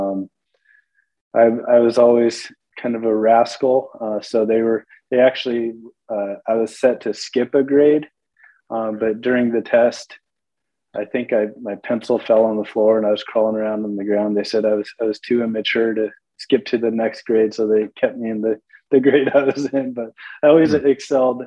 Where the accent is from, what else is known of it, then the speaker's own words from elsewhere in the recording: Carlsbad, California, United States; now in Florida, United States; I'm from Southern California. I spent most of my formative years in Carlsbad, which is in the north part of San Diego County